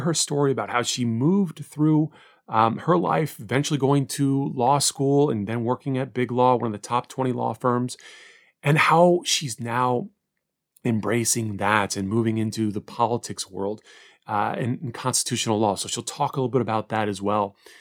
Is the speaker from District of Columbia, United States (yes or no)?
yes; Washington, District of Columbia, United States; I was born in Washington, D.C., live in the area right now